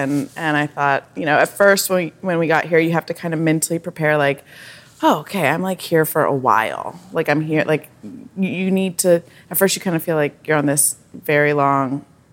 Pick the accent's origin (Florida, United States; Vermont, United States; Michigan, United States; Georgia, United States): Vermont, United States; also born or lived in Nashville, Tennessee / Colorado / New Hampshire; grew up in Vermont, and then in Colorado, and then back to Vermont, technically New Hampshire